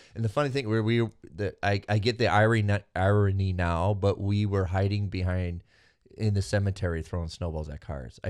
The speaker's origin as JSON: {"language": "English", "country": "Venezuela", "said": "I'm from Venezuela."}